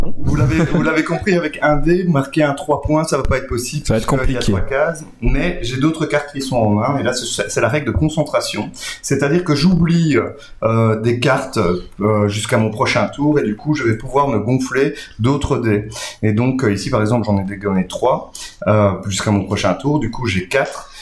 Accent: Belgium; on est belge, francophone

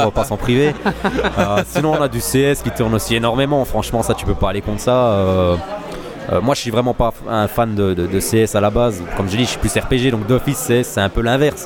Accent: Messancy, Wallonia, Belgium; je suis de Messancy

